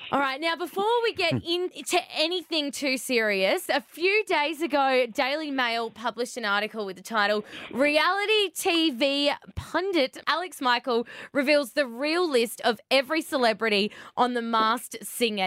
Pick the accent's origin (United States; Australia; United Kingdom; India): Australia; being an Aussie